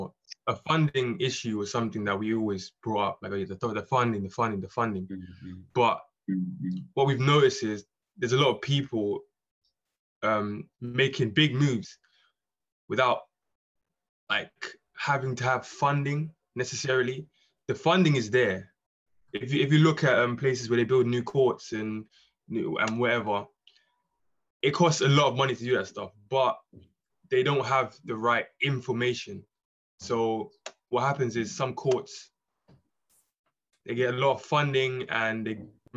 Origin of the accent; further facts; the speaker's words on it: London, United Kingdom; I grew up in London